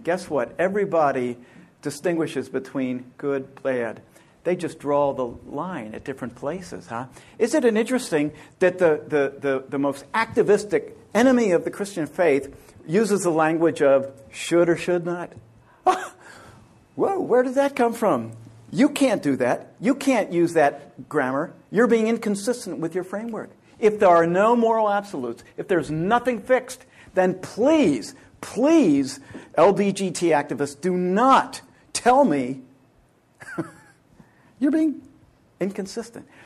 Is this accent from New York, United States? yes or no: no; Pennsylvania, United States; moved away; I grew up in Pennsylvania